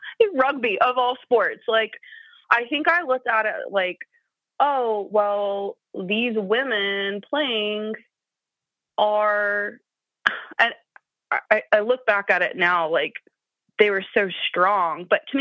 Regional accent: Appalachia, United States; So like I said, I'm from Appalachia. I don't think I have a very strong accent. I've had some media training, so I've learned to neutralize my accent.

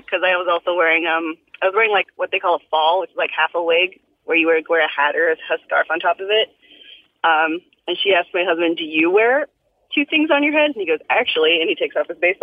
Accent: Southern California, United States; also born or lived in New York / Washington State; now in New Jersey, United States; growing up in Southern California, I wasn't around any of this.

